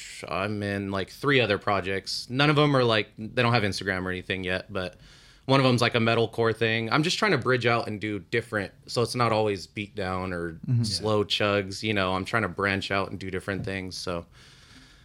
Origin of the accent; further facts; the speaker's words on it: San Bernardino, California, United States; run with that San Bernardino rep where we're from.